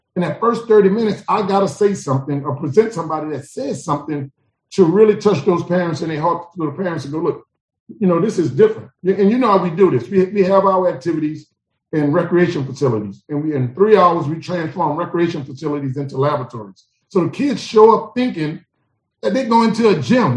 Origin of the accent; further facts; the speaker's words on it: New Orleans, Louisiana, United States; moved away as an adult; also born or lived in Atlanta, Georgia; I'm from New Orleans, Louisiana. I'm from back of town, Gerttown, Zion City. I'm from the Lower Nine, where we don't mind dying